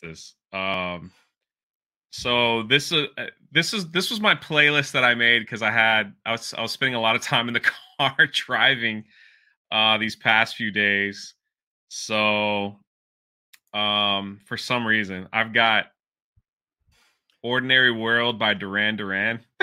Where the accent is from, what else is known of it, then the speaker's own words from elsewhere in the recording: Washington, District of Columbia, United States; moved away; also born or lived in Miami; I grew up in Washington, D C, and then moved to Miami